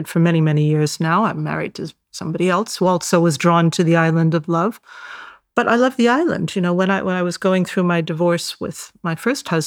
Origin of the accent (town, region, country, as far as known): San Francisco, California, United States; born or raised there; moved away as an adult; now in Cyprus